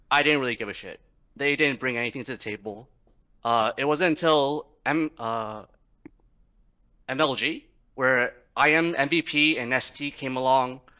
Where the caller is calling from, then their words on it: New York City, New York, United States; Uh, New York City.